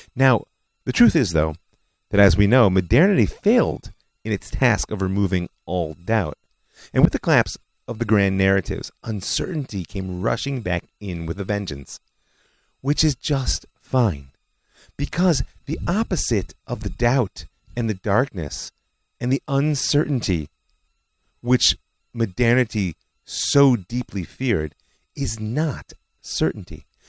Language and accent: English; Israel; my home country, Israel.